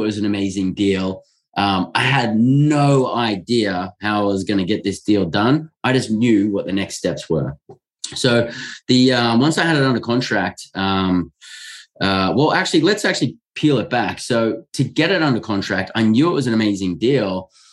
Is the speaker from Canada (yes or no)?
no; Australia; I'm born and raised in Australia